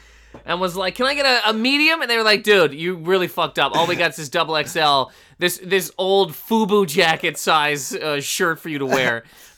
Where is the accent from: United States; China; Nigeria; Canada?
Canada; I thought I was getting kicked out of the country because I'm Canadian.